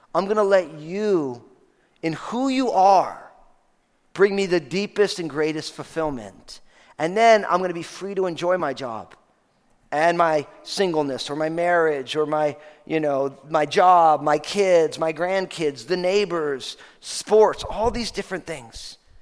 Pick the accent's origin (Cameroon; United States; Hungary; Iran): United States; New Jersey; I'm from New Jersey